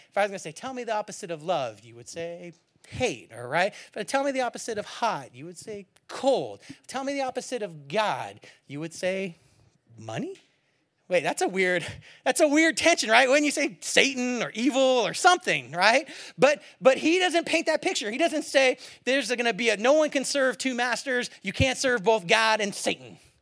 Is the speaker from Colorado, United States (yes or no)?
no; Bay Area, California, United States; moved away; also born or lived in Seattle / Eugene, Oregon; I grew up in the Bay Area